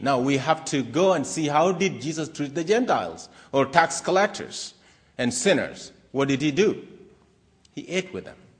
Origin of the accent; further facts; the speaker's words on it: Kenya; moved away as an adult; also born or lived in Maryland, United States / Harrisonburg, Virginia, United States; now in United States; I was born in Kenya, East Africa.